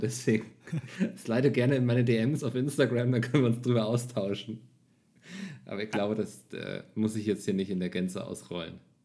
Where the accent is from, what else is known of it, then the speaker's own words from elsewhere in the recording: Northern Germany, Germany; als Norddeutscher